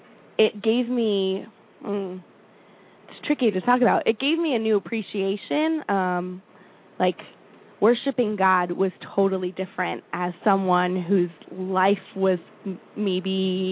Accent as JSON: {"language": "English", "region": "Florida", "country": "United States", "tie": "born or raised there", "moved": "yes", "lives_now": "Philadelphia, United States", "said": "I grew up in Florida."}